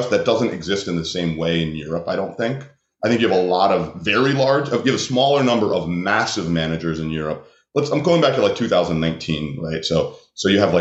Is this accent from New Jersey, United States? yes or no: no; New York, United States; I'm from New York